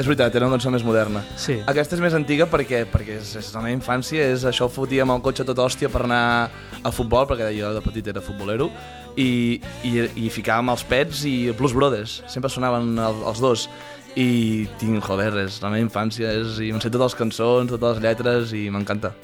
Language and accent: Catalan; Torelló, Catalonia, Spain; born or raised there